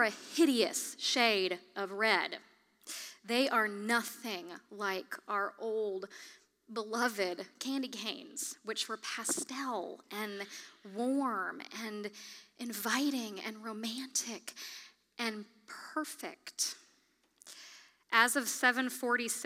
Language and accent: English; Kalamazoo, Michigan, United States; my hometown of Kalamazoo, Michigan